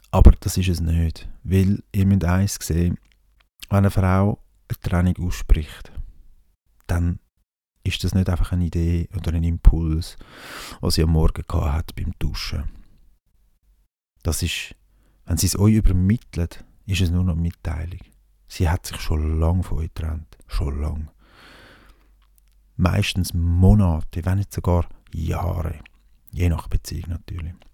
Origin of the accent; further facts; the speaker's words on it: Switzerland; wenn man als Schweizer da eins auf, auf Ding macht